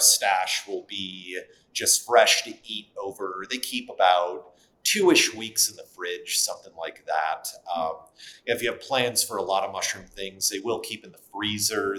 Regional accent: Wisconsin, United States; I grew up in Wisconsin

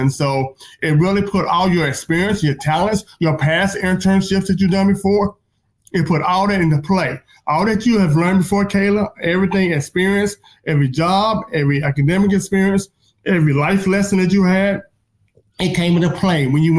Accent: North Carolina, United States; I mean, really, I'm from North Carolina, so, and back in the day, I knew we had Senator Jesse Hams, for better, for worse, okay?

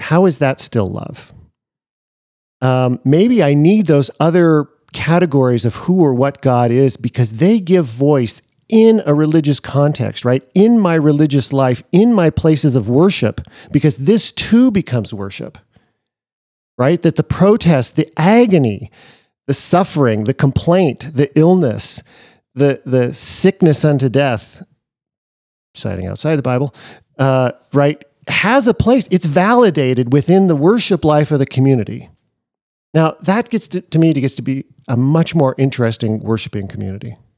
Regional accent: Seattle, Washington, United States; I grew up in Seattle.

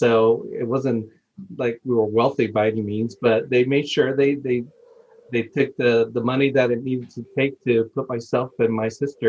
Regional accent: Miami, Florida, United States; also born or lived in Bayamon, Puerto Rico; now in Oklahoma, United States; I was born in Puerto Rico, and then later on, when I was about 9 years old, my family moved to Miami, Florida, so I pretty much grew up in Miami, Florida.

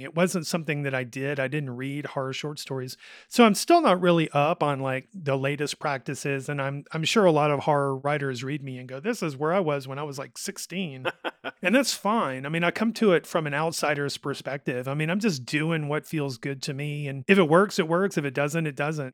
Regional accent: Hoover, Alabama, United States; also born or lived in Jasper, Alabama; I grew up in Rocky Ridge and Hoover

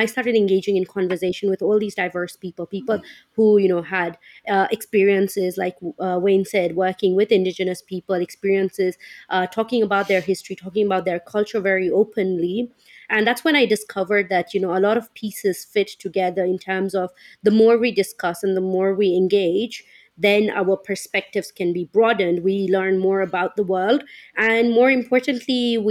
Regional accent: Kenya; I grew up in Kenya. I'm of Indian descent as well

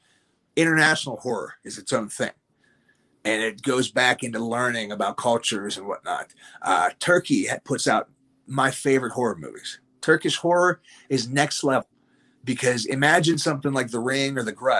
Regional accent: United States; I'm here from the United States.

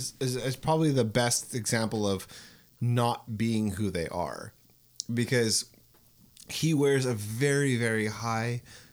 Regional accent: Canada; We're from Canada.

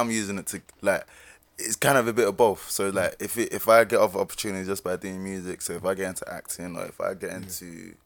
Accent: London, United Kingdom; And obviously I'm from Tottenham as well. I was born in Tottenham originally

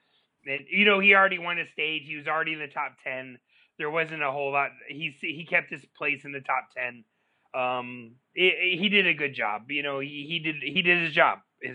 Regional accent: Southeast, United States; I grew up in the Southeast

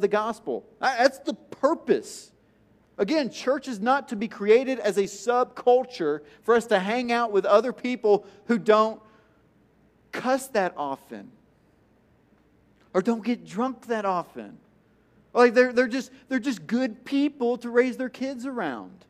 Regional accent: Tennessee, United States; I'm from Tennessee

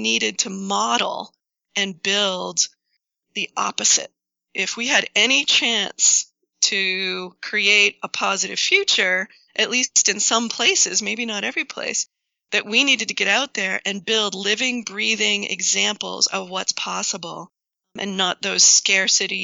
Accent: New England, United States; also born or lived in Washington; I grew up here in New England

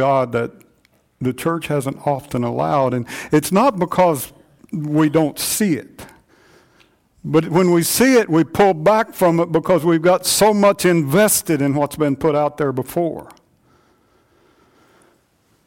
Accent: United States; us as American Christians

